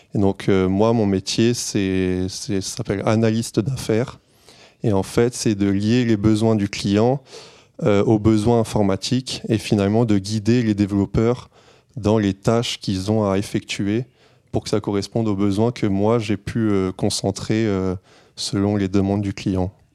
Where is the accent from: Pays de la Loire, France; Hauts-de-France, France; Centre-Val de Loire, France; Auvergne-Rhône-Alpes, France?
Auvergne-Rhône-Alpes, France; Clermont-Ferrand; moved away as an adult; now in Paris region, France; Moi, je suis pas de la région parisienne. En fait, je viens de Clermont-Ferrand.